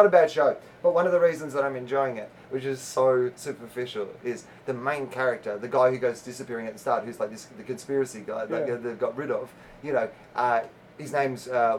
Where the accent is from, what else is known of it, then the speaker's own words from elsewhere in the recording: Australia; moved away as an adult; now in United States; no, I'm Australian.